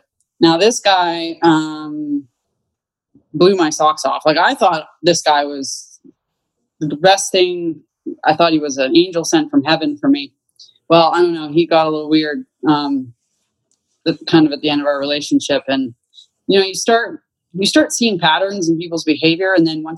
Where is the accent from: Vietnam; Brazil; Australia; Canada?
Canada; moved away as an adult; now in United States; I was born and raised in Canada